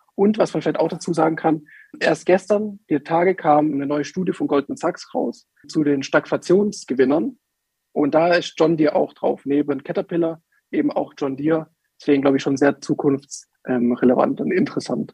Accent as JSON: {"language": "German", "area": "Swabian Jura", "region": "Baden-Württemberg", "country": "Germany", "said": "wir kommen ja aus Baden-Württemberg, aus der Schwäbischen Alb"}